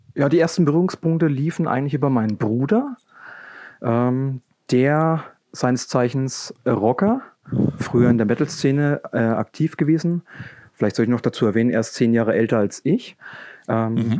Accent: Coburg, Bavaria, Germany; komme aus Coburg. Das liegt in Franken

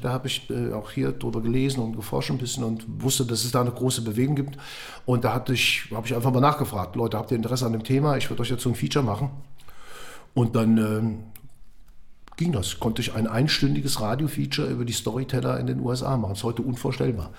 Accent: Eifel, Germany; now in Frankfurt, Germany; ich bin in der Eifel groß geworden

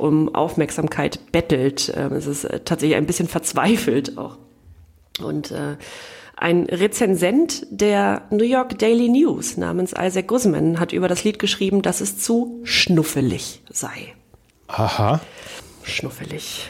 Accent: East Germany, Germany; Als Ostdeutsche

